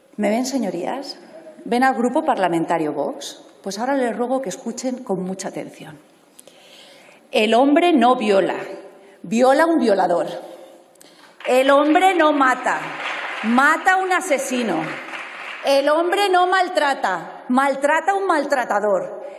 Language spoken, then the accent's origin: Spanish; Spain; como española